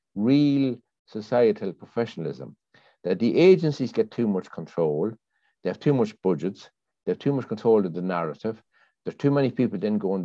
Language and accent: English; Ireland; now in London, United Kingdom; I grew up in Ireland, you see, in the 60s